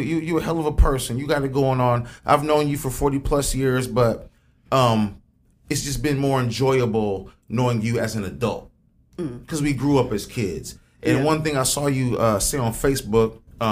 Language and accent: English; Springfield, United States; I grew up on Randall